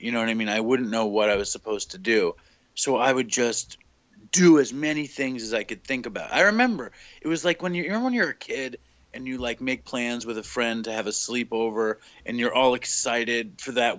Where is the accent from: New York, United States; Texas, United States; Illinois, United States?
New York, United States; New York City; also born or lived in Suffolk County, New York; I grew up in New York City. I am a quintessential middle class Jewish New York City guy